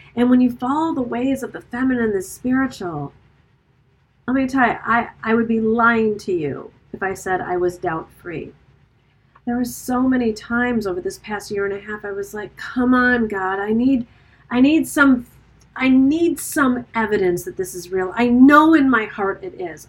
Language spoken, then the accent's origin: English; Birmingham, Michigan, United States; also born or lived in New York; now in Italy; my hometown